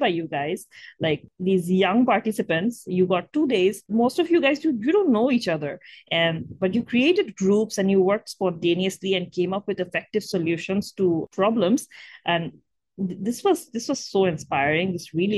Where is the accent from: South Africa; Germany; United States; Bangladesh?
Bangladesh; we're from Bangladesh and Bangladesh is one of the most climate vulnerable countries in the world